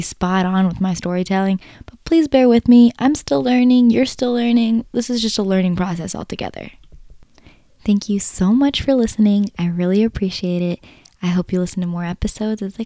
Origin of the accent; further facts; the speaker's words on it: United States; I'm a first-gen kid, and I spent a lot of my life feeling lost between who I am as an American and who I am as an Indian with African heritage